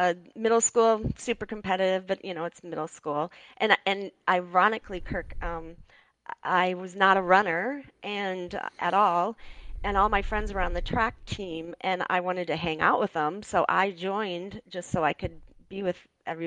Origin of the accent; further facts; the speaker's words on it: Mason City, Iowa, United States; I was born and raised in Mason City, Iowa